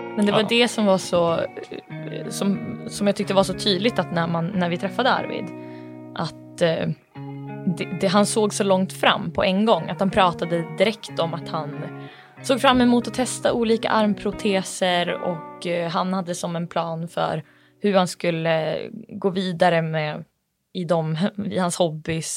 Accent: Bureå, Västerbotten County, Sweden; även jag kommer från Bureå, eller är uppvuxen i Bureå

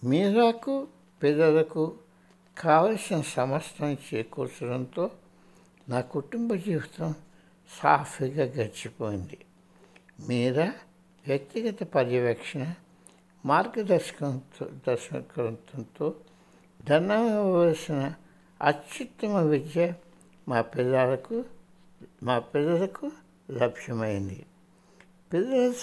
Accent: India; నేను భారతదేశంలో పెరిగాను

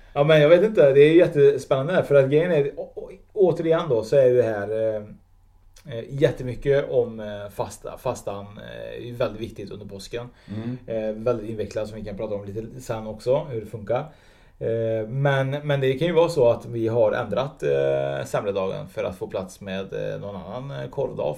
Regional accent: Sweden; jag är egentligen född i Sverige med utländska föräldrar

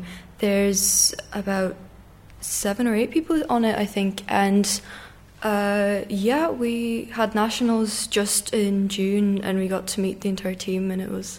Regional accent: Russia; moved away; also born or lived in Dublin, Ireland; Yeah, I was born in Dublin, yeah, but I started skating in Russia.

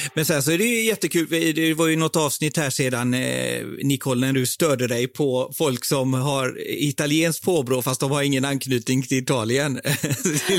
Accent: Partille, Västra Götaland, Sweden; moved away as an adult; also born or lived in India; now in London, United Kingdom; jag är uppvuxen i, i Sävedalen, i Partille utanför

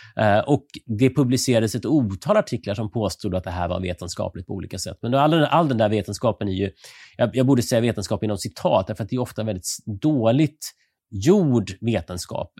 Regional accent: Sweden; som svensk

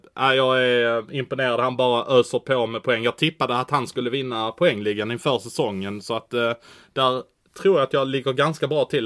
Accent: Malmö, Skåne, Sweden; jag är från Malmö

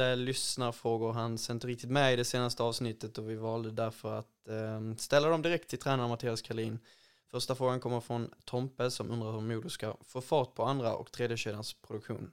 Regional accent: Ängelholm, Skåne, Sweden; min hemstad Ängelholm

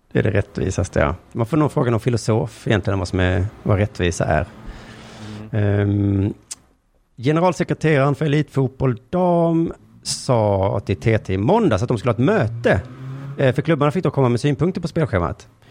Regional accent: Skåne, Sweden; jag är liksom skåning från längst ner i landet

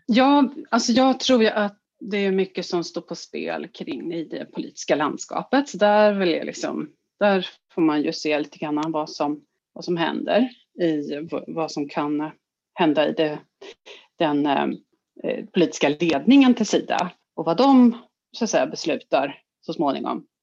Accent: Sweden; vi svenskar

